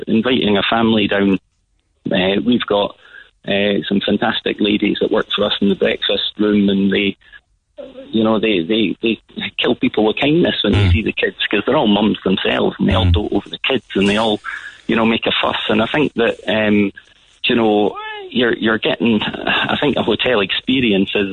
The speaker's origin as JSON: {"language": "English", "region": "Scotland", "country": "United Kingdom", "moved": "yes", "lives_now": "Ireland", "said": "I'm from Scotland."}